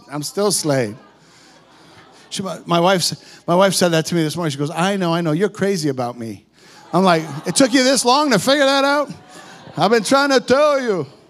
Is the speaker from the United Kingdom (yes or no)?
no; Canada; We're Canadian boys.